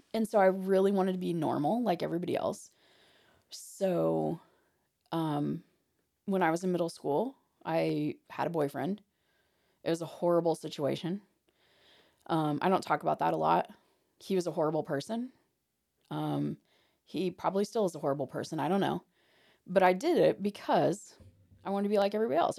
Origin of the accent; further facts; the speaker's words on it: Hartford City, Indiana, United States; I'm from Hartford City